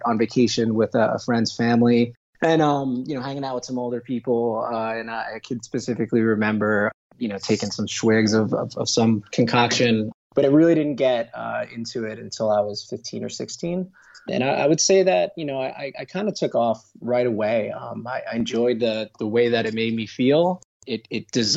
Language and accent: English; New York City, New York, United States; I'm from New York City in Queens, just about 15 minutes or so from Manhattan.